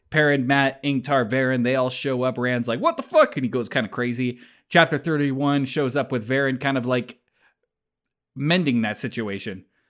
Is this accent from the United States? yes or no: no; Calgary, Alberta, Canada; I grew up in Calgary